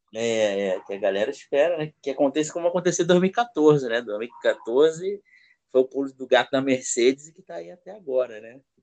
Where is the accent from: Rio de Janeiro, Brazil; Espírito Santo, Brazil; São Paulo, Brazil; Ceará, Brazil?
Rio de Janeiro, Brazil; Sou do Rio de Janeiro